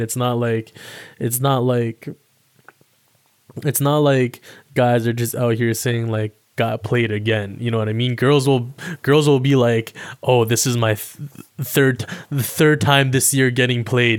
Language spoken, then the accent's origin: English; Toronto, Ontario, Canada; also born or lived in Alabama; I live in Toronto, Ontario, Canada. Um, stayed out here for most of my life. And, um, I was originally born in the States. I was born in Alabama. And then I moved up here with my family when I was, like, damn near three years old